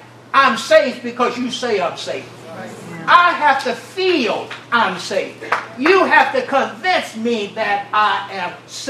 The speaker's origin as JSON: {"language": "English", "region": "Louisiana", "country": "United States", "moved": "as an adult", "lives_now": "Nebraska, United States", "said": "I am from Louisiana. I have lived with white supremacists"}